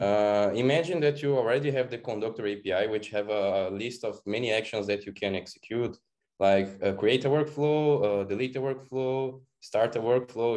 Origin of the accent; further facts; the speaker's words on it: Brazil; I am from Brazil, living in Florianopolis, which is kind of a very beautiful island